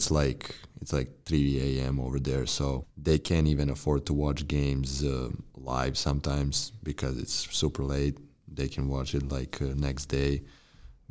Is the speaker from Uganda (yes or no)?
no; Belgrade, Serbia; moved away as an adult; now in Helena, United States; senior from Belgrade, Serbia